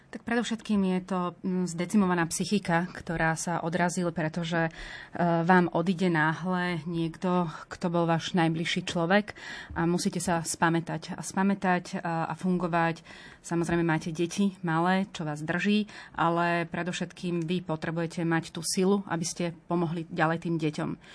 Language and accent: Slovak; Telgárt, Banská Bystrica Region, Slovakia; jednak aj pochádzame z Telgartu, moja rodina